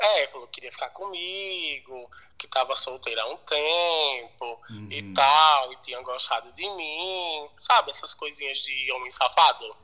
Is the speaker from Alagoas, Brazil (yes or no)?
yes; Alagoas, Brazil; moved away as an adult; now in São Paulo, Brazil; eu sou nordestino, né? Eu sou lá natural de Alagoas